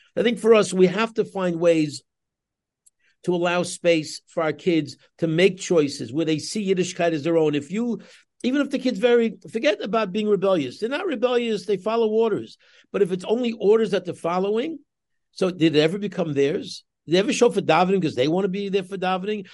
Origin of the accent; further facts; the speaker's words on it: New York City, New York, United States; moved away as an adult; now in Los Angeles, United States; I grew up in Queens myself. I'm a Queens boy, Kew Gardens boy myself